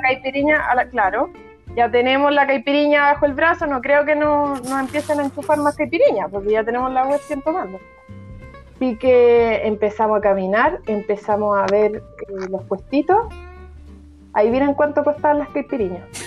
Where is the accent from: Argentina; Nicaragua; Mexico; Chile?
Chile; era más chilena que los porotas